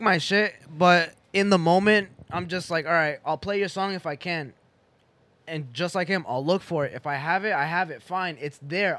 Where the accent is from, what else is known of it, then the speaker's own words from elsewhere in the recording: Boston, Massachusetts, United States; I'm from Boston